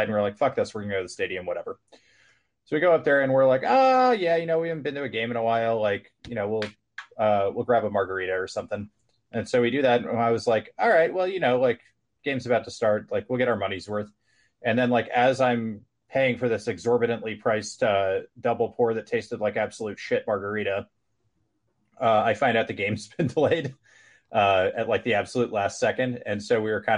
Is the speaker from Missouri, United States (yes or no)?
yes; St. Louis, Missouri, United States; now in Austin, United States; I am from St. Louis